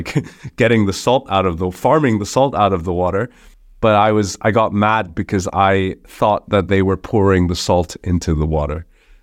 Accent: Hong Kong; moved away as an adult; now in Germany; I was born and raised in Hong Kong. My dad's German. My mom's from Taiwan. And with 18, I moved to Germany, studied business, and have been in the startup world ever since.

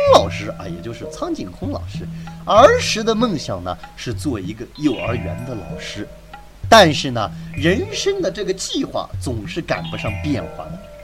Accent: China; 我们中国人

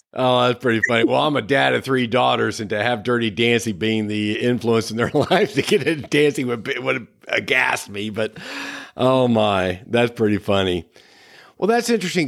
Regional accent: Midwest, United States; moved away; I came from a small town in the Midwest

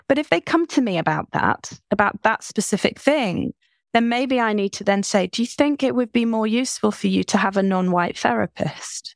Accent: United Kingdom; I'm British.

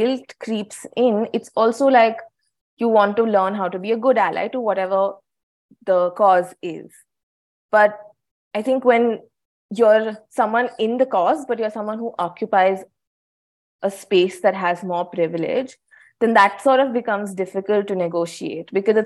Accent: India; first language English; as a woman in India

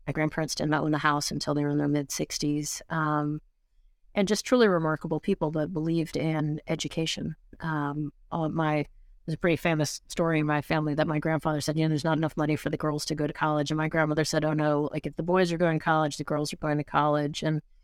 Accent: Norwich, Connecticut, United States; I grew up in Norwich, Connecticut, and then my mom actually had a place just outside of Mystic, and then she also lived in West Hartford for a while too.

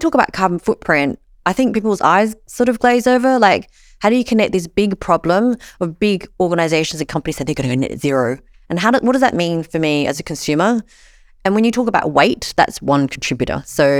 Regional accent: Sydney, New South Wales, Australia; because I come from Sydney, Australia.

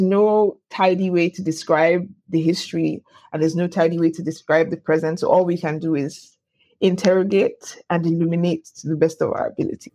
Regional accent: Lagos, Nigeria; I was born in Lagos

